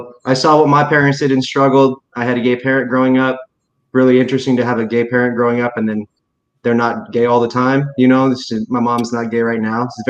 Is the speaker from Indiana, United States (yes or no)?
yes; Indiana, United States; also born or lived in Texas; I grew up in Indiana and people weren't always honest with themselves. And then I grew up in Texas, it's a similar situation.